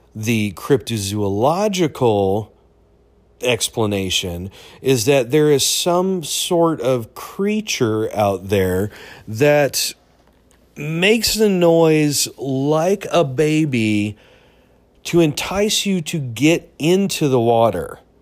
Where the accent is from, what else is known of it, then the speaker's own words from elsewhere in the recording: United States; as an American